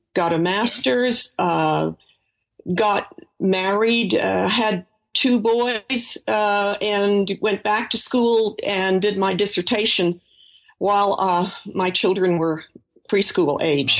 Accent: Boulder, Colorado, United States; moved away as an adult; also born or lived in San Francisco, California / Washington, D.C. / New Haven, Connecticut; now in Maine, United States; I grew up in Boulder, Colorado

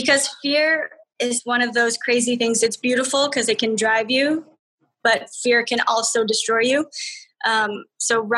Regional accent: Alberta, Canada; I'm from Alberta.

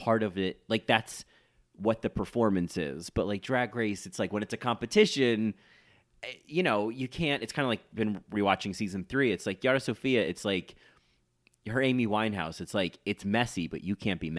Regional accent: New South Wales, Australia; My accent lives up here in Confidence Corner, yeah, exactly. Australia. South of SIDS. Yeah. Not sudden infant death syndrome, south of Sydney.

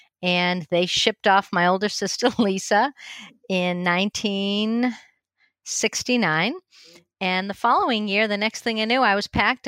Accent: Framingham, Massachusetts, United States; Growing up on Blackberry Lane was kind of cool

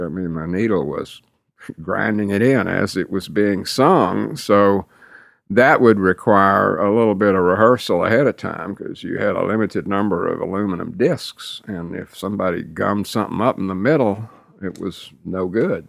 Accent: West University Place, Texas, United States; We grew up in West University Place, which today is very, very hoity-toity, but back then it was a simple little post-war community

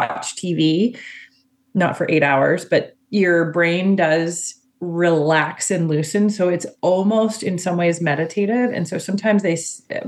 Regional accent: Pennsylvania, United States; moved away as an adult; also born or lived in East Coast / West Coast; I have lived on East and West, but I grew up in Pennsylvania where I'm living now

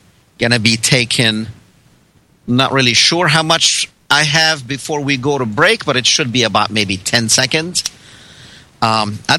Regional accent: Palestine; now in United States; I'm from Palestine originally. And now I am proud to say I'm an American

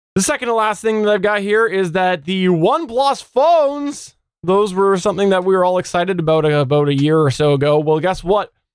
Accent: Canada; as a Canadian

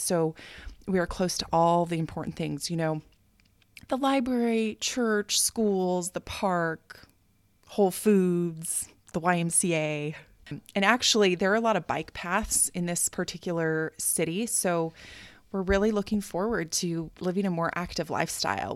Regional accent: United States; moved away as an adult; now in Japan; as an American

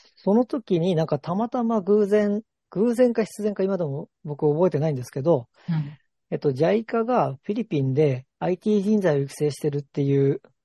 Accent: Ibaraki, Japan; moved away as an adult; also born or lived in Yokohama; 茨城出身

